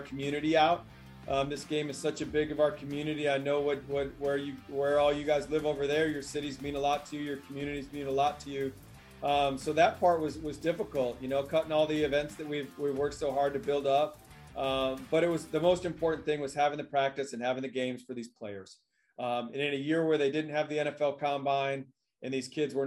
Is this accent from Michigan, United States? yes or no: yes; Michigan, United States; moved away; the state of Michigan here in the United States, which is my home state.